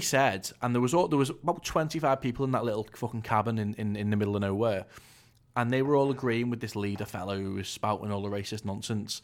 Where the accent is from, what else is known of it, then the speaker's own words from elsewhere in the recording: North West England, United Kingdom; I'm from the North West